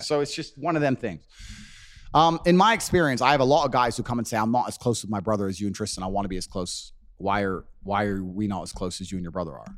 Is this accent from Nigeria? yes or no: no; Luton, East of England, United Kingdom; moved away; When I was growing up in Luton in England